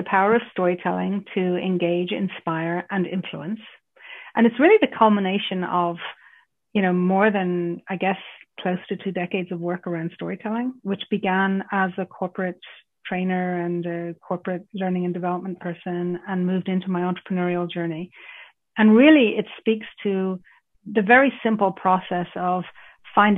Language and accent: English; Ireland; my roots, because I grew up in Ireland